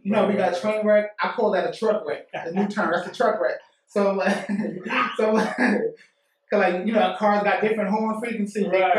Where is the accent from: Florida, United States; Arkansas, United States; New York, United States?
New York, United States; New York City; I'm from Bronx, New York.